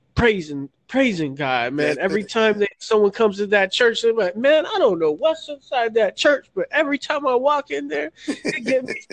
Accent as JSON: {"language": "English", "region": "Florida", "country": "United States", "said": "I'm from Florida"}